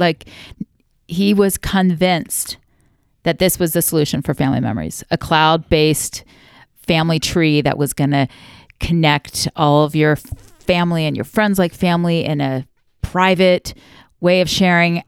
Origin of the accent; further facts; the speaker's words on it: Florida, United States; moved away as an adult; now in Utah, United States; We moved our family from Florida, where I am from and where I love, like, three minutes from the beach, moved to Utah